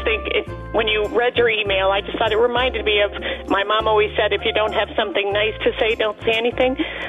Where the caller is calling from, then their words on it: Pennsylvania, United States; I'm calling from Pennsylvania.